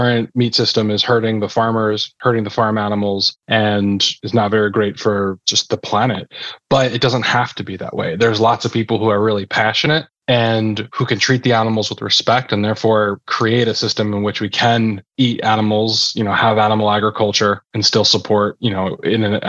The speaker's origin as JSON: {"language": "English", "region": "New Jersey", "country": "United States", "tie": "born or raised there", "said": "I grew up in New Jersey"}